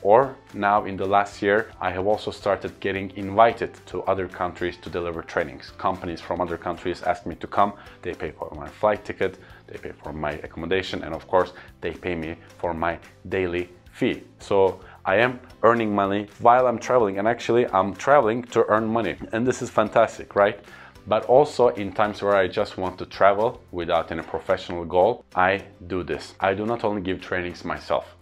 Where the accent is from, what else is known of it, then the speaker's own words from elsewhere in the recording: Istanbul, Turkey; first language Turkish; English is a second language; I give trainings in my hometown Istanbul or in my country Turkey